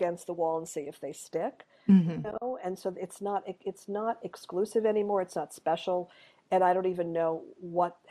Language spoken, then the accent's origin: English; Montreal, Quebec, Canada; I grew up in Montreal